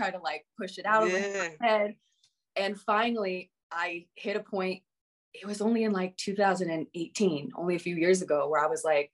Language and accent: English; Colorado, United States; Colorado. Okay. And I grew up homeschooled